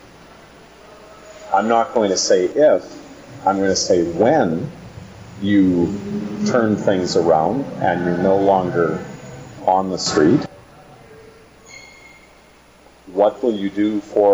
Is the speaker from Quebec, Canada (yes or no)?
no; the Kootenays, British Columbia, Canada; I come from the Kootenays.